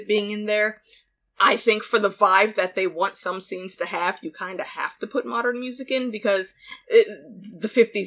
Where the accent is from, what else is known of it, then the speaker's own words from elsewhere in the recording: New York, United States; now in Ohio, United States; I grew up mostly in New York